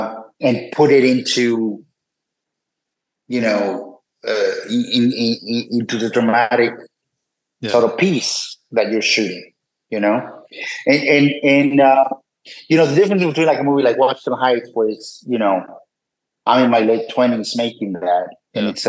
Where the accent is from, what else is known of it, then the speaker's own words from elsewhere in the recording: Puebla, Mexico; moved away as an adult; also born or lived in New York, United States; I grew up in Puebla, Mexico